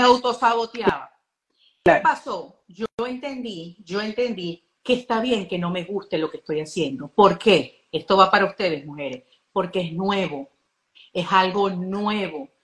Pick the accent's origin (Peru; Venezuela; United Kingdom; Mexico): Venezuela